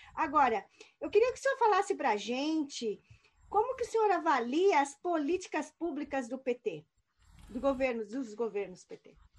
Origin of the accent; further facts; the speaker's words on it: Brazil; moved away as an adult; also born or lived in United States; os brasileiros, como eu, que saíram fugidos do Brasil